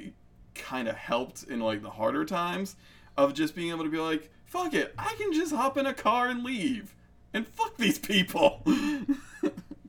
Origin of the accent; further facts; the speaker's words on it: New Jersey, United States; I come from Jersey